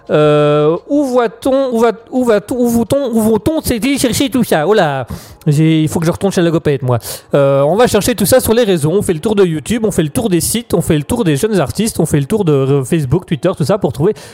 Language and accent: French; Germany; French is a second language; euh, je suis un Allemand euh, de passage une fois de temps en temps sur euh, Raspberry.